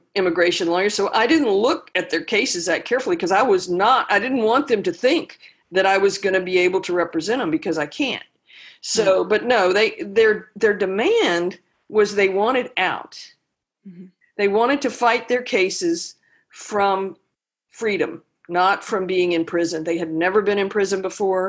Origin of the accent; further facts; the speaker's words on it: the South, United States; also born or lived in Austin, Texas; now in Louisiana, United States; I grew up in the South